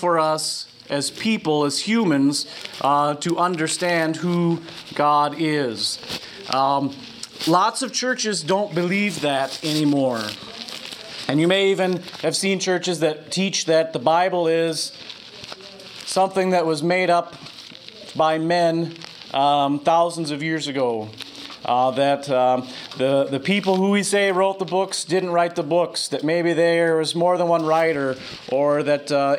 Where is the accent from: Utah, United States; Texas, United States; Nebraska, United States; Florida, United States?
Nebraska, United States; Lincoln; I was raised here in Lincoln as Disciples of Christ